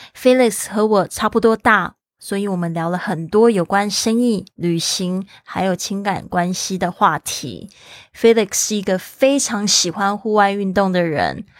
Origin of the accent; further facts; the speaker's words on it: Kaohsiung, Taiwan; 我的家乡，高雄